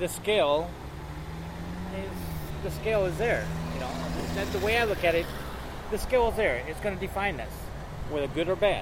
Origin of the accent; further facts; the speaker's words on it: Texas, United States; I'm from Texas